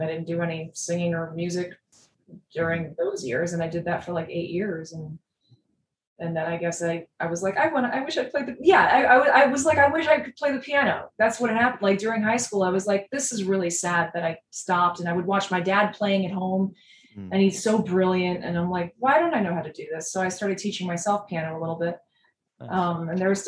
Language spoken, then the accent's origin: English; New York City, New York, United States; I grew up in Forest Hills, Queens, in New York City